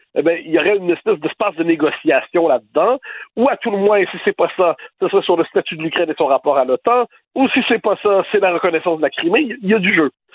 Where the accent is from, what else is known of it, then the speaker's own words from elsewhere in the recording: Quebec, Canada; now in France; je suis québécois, euh, juridiquement je suis canadien apparemment, je dire euh, je vis en France